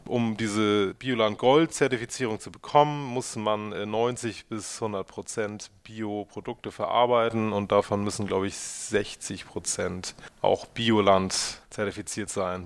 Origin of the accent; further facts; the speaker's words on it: Northern Germany, Germany; also born or lived in Munich / Hamburg; now in Uetersen, Germany; ich als Norddeutscher